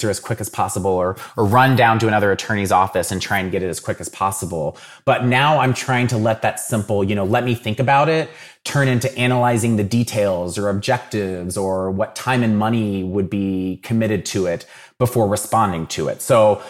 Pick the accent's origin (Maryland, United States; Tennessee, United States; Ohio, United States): Ohio, United States; Dayton; So I'm from Dayton originally. So I grew up watching the Dayton Flyers